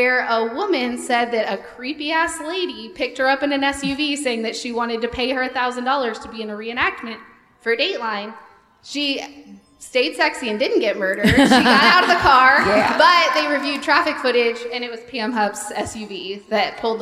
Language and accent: English; Sedalia, Missouri, United States; I'm from a little town called Sedalia.